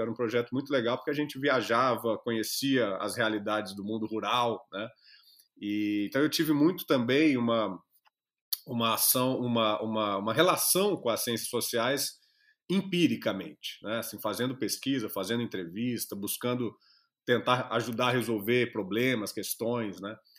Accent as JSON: {"language": "Portuguese", "town": "Jacarezinho", "region": "Paraná", "country": "Brazil", "tie": "born or raised there", "also_born_or_lived": "Araraquara", "moved": "as an adult", "said": "eu sou lá do interior do Paraná, de, já, vivi a minha infância e adolescência em Jacarezinho, lá do Paraná"}